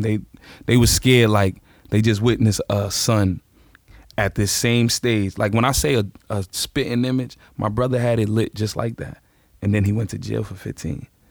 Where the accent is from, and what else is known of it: New York City, New York, United States; born or raised there